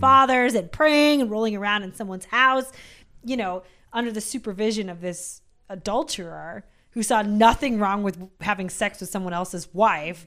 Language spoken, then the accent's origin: English; Seattle, Washington, United States; I grew up in Seattle.